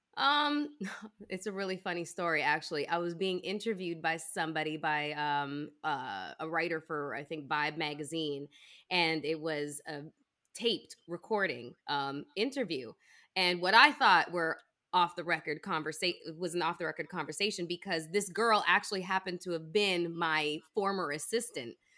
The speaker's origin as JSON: {"language": "English", "town": "Toronto", "region": "Ontario", "country": "Canada", "tie": "born or raised there", "moved": "yes", "said": "I was born and raised in Toronto and went to school there"}